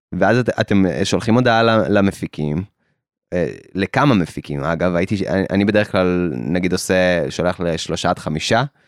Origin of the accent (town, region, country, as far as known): Israel